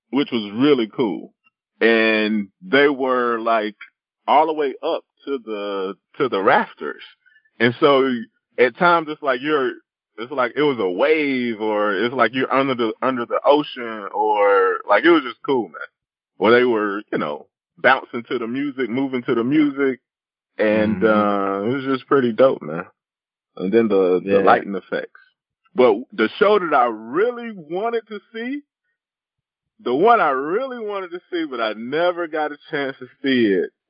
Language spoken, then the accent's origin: English; South Carolina, United States; I grew up in South Carolina